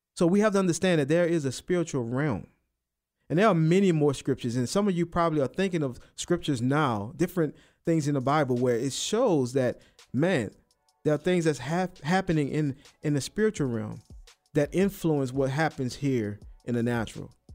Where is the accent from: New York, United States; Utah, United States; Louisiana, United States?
Louisiana, United States; New Orleans; moved away; I'm from New Orleans